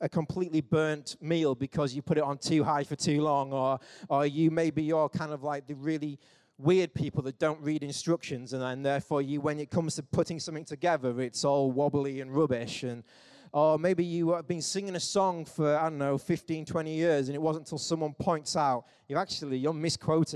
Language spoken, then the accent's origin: English; England, United Kingdom; we're English